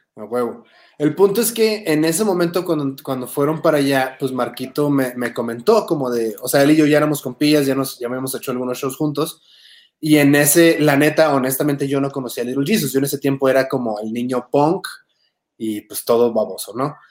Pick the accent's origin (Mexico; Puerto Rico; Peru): Mexico; Tijuana, Baja California; now in Mexico City, Mexico; fue en mi tierra, fue en Tijuana, antes de que yo siquiera me mudara a Ciudad de México